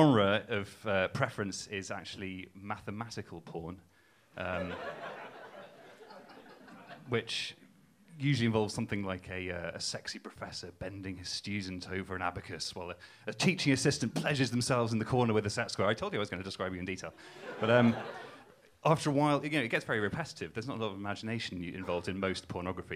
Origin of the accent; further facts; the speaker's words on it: Newcastle upon Tyne, North East England, United Kingdom; I'm not from Cambridge, as you can tell from my accent. I'm from Newcastle